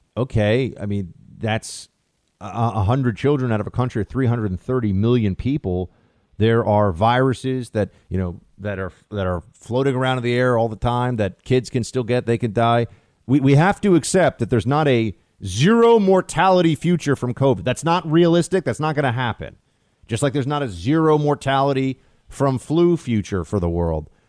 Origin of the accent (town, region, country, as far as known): United States